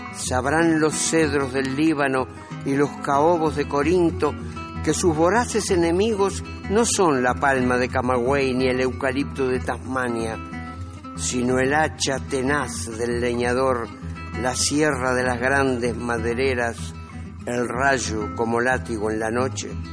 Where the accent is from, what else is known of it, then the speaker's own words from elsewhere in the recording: Montevideo, Uruguay; also born or lived in Paso de los Toros / Tacuarembó; yo nací en Paso de los Toros, pero a los dos años mi padre se fue para Tacuarembó y a los cuatro años vinimos a Montevideo